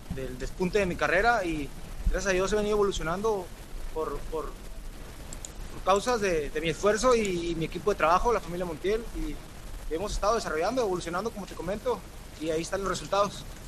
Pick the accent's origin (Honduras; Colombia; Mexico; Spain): Mexico; como todo mexicano